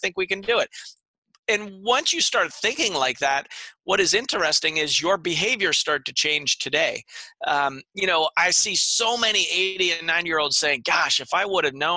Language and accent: English; Pennsylvania, United States; moved away; I'm originally from Pennsylvania